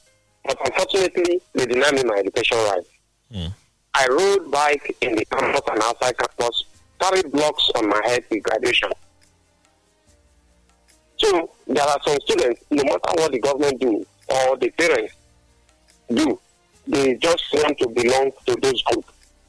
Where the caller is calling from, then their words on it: Tajikistan; I'm calling from Tajikistan.